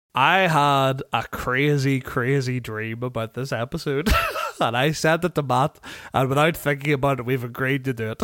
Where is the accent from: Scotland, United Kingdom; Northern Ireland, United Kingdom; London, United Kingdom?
Northern Ireland, United Kingdom; Tandragee; my hometown of Tandragee in Northern Ireland